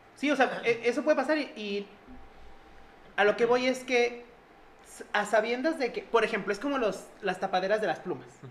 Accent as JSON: {"language": "Spanish", "country": "Mexico", "said": "para nosotros como mexicanos"}